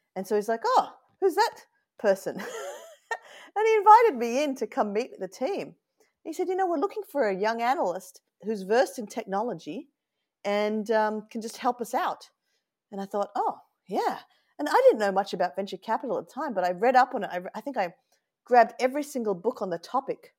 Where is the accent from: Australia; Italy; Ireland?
Australia; Sydney, New South Wales; accent: Australian; moved away as an adult; now in Oakland, United States; I was born and raised in Australia where you can actually hold your grog.